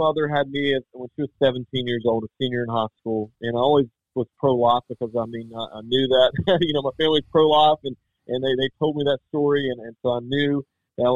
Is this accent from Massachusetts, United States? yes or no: no; West Virginia, United States; I'm from West Virginia